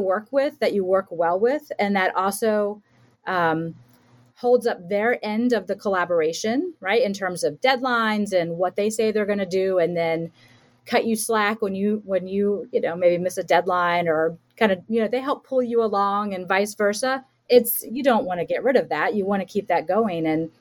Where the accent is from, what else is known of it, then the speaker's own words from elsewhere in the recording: Florida, United States; I'm from Florida